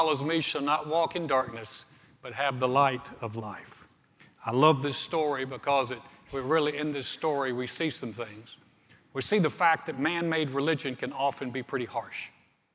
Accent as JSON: {"language": "English", "town": "Greensboro", "region": "North Carolina", "country": "United States", "tie": "born or raised there", "moved": "as an adult", "lives_now": "Texas, United States", "said": "my hometown of Greensboro, North Carolina"}